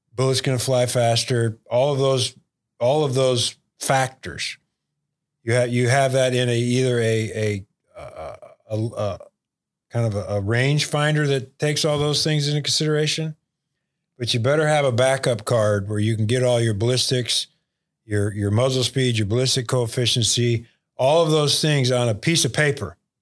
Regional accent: Unionville, Michigan, United States; moved away; growing up just outside of Bay City and Unionville there, Unionville Seaboard Area High School.

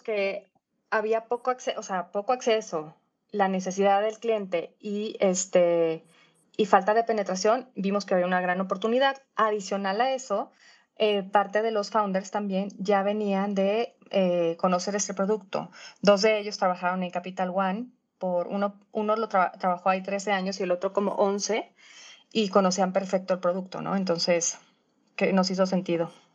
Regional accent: Mexico; yo como mexicana

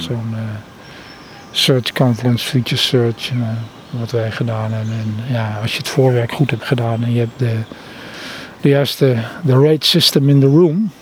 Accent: Netherlands; ik ben een Nederlander, Indische jongen

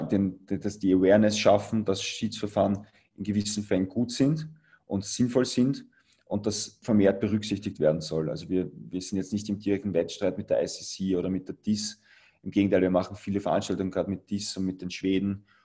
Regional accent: Austria; als Europäer oder als, als Österreicher möchte ich eher zu WIAG

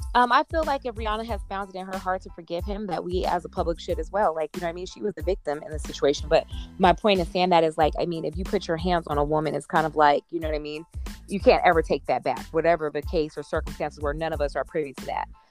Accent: Las Vegas, Nevada, United States; we're from Vegas

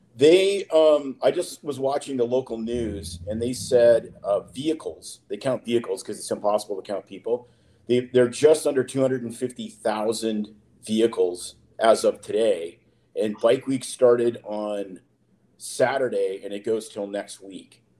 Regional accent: Saskatoon, Saskatchewan, Canada; I grew up with in Canada, up in Saskatoon, Saskatchewan, where I'm from

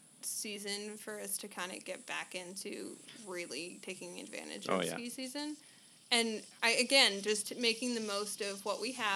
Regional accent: Vermont, United States; moved away; I grew up skiing Mount Snow in my hometown.

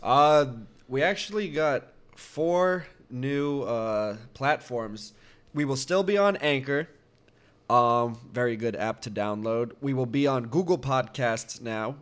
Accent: Canada; we're Canadian.

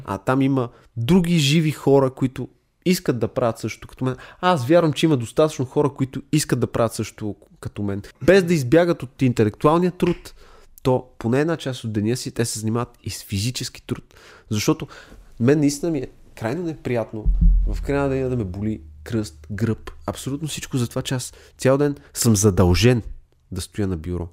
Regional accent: Sofia, Sofia City, Bulgaria; Аз самия съм израснал в София

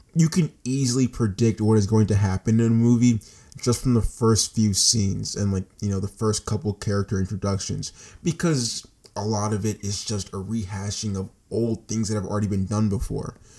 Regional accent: United States; I'm an American citizen

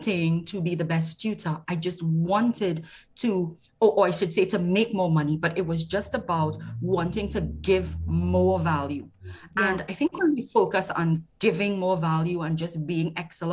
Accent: Trinidad & Tobago; I'm from Trinidad and Tobago

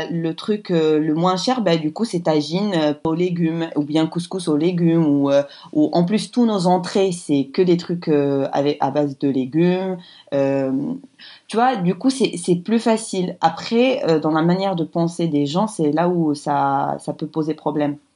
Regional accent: Morocco; quand je suis invitée chez moi au Maroc, ben là, là c'est vrai que je ne veux pas trop euh, offusquer les gens

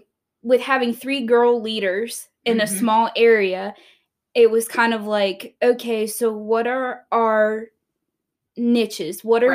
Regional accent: Maryland, United States; now in West Virginia, United States; I am originally from Maryland, but I'm a transplant here to West Virginia.

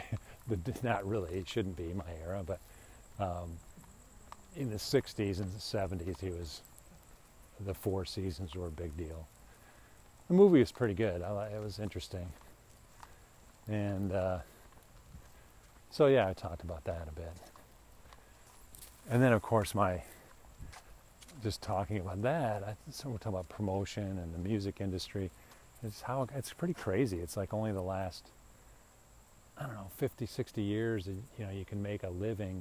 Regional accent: Deerfield, Illinois, United States; now in Phoenix, United States; I'm from Chicago too

